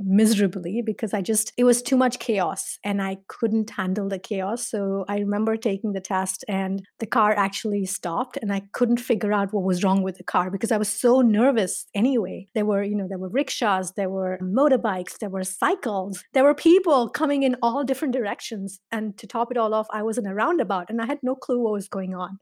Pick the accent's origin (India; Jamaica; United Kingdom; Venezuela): India; Mumbai, Maharashtra; moved away as an adult; now in Illinois, United States; I grew up in India, I grew up in Bombay